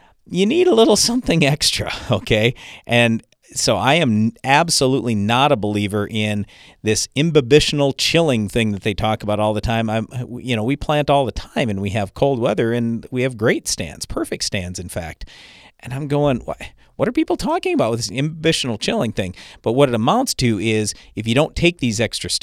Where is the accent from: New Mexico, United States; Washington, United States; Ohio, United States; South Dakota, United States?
South Dakota, United States; we're from South Dakota